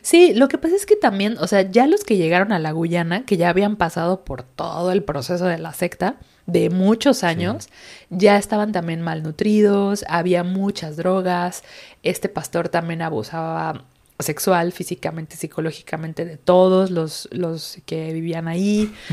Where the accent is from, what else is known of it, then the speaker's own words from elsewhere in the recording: Mexico; now in Sweden; somos muchos mexicanos por allá